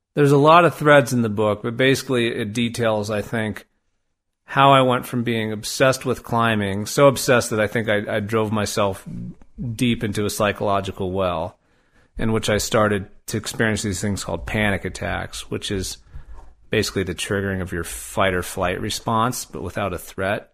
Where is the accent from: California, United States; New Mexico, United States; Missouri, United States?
New Mexico, United States; Albuquerque; moved away; I grew up in Albuquerque